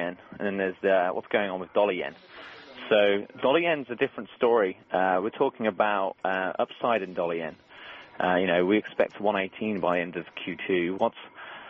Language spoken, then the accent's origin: English; Birmingham, West Midlands, United Kingdom; I'm from Birmingham, so I'm an Aston Villa fan